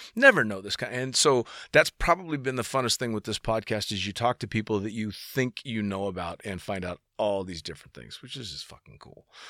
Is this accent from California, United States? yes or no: yes; San Francisco, California, United States; I'm from the Bay Area. I'm from San Francisco.